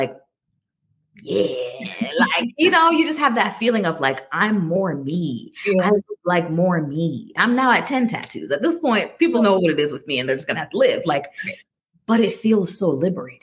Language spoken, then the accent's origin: English; Jamaica; I'm Jamaican and my dad was a pastor